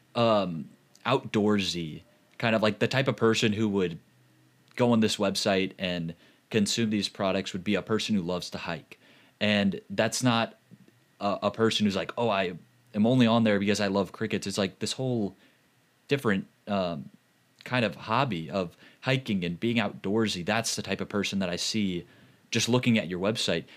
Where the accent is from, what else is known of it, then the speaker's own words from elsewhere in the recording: St. Louis, Missouri, United States; I'm from Saint Louis